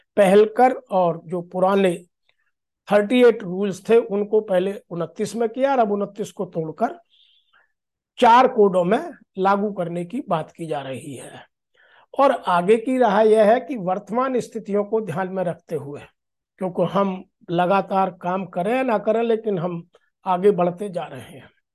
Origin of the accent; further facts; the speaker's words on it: Uttar Pradesh, India; मैं उत्तर प्रदेश का रहने वाला हूं